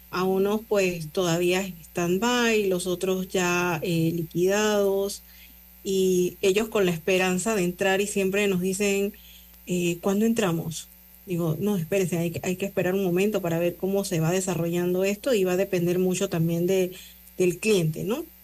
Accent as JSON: {"language": "Spanish", "country": "Panama", "said": "los panameños que estamos nosotros como panameños haciendo, siendo también garante"}